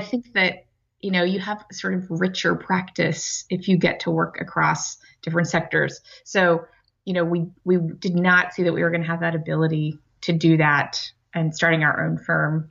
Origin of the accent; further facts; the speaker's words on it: Amarillo, Texas, United States; also born or lived in Ohio; now in Boston, United States; I grew up in Amarillo, Texas